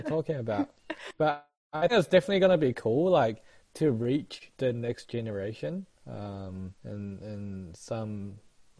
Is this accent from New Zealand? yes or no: yes; New Zealand; I was also thinking about even just sharing about our life more in depth, like growing up in New Zealand comparing to how we observe people in New Zealand now.